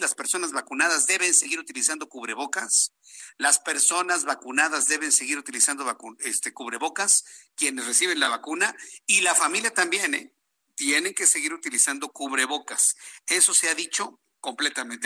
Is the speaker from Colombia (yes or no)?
no; Mexico; yo también soy ciudadano mexicano